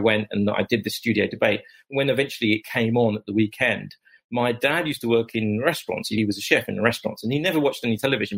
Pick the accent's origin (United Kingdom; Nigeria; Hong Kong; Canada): United Kingdom; London; accent: Cockney; where I grew up in East London